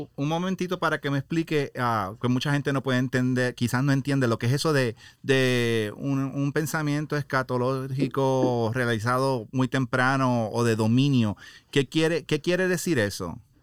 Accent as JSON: {"language": "Spanish", "country": "Puerto Rico", "tie": "born or raised there", "moved": "as an adult", "lives_now": "Laredo, United States", "said": "yo soy puertorriqueño, he ah, criado en Puerto Rico más de 18 años y luego vine a Estados Unidos"}